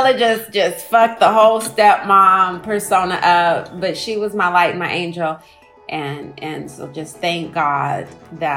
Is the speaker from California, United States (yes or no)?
yes; Oakland, California, United States; So I'm from Oakland